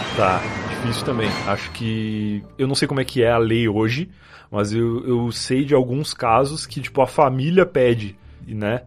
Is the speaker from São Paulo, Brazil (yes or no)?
no; Rio Grande do Sul, Brazil; moved away; eu sou gaúcho. Eu morei muito boa parte da minha vida muito mais próximo do, da capital uruguaia, lá de Montevidéu, do que de Porto Alegre